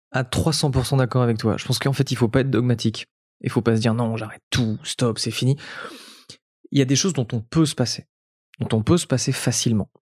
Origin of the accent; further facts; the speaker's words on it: French Riviera, Provence-Alpes-Côte d'Azur, France; now in Paris, France; mes parents viennent de, la Côte d'Azur et je suis natif de la Côte d'Azur.